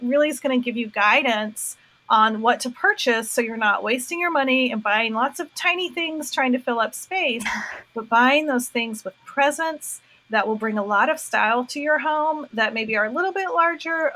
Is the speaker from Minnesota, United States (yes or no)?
no; North Carolina, United States; I'm from North Carolina